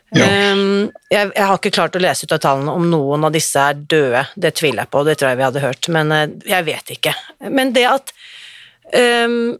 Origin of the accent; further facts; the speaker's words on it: Norway; vi er så stolt av som nordmenn